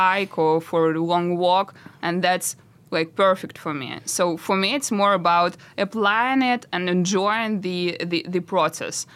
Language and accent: English; Russia; moved away; I'm from Russia. So I started my road from nothing because we live with my parents in really, really tiny apartment in Russia